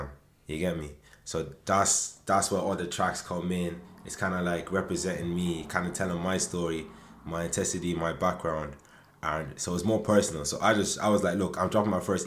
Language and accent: English; Waterford, Munster, Ireland; I am from Waterford